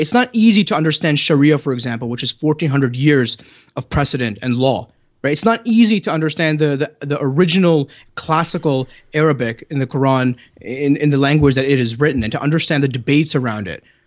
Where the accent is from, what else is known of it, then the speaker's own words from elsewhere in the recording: Canada; accent: Canadian; my good Canadian accent